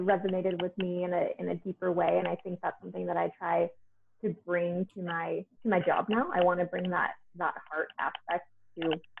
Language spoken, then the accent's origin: English; Portland, Oregon, United States; I'm from Portland, Oregon, where there are a lot of naturopathic doctors.